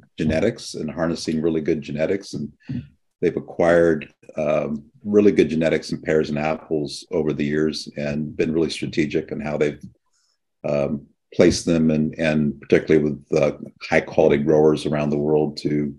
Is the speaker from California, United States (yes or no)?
yes; San Joaquin Valley, California, United States; now in Monterey Bay, United States; I grew up in the San Joaquin Valley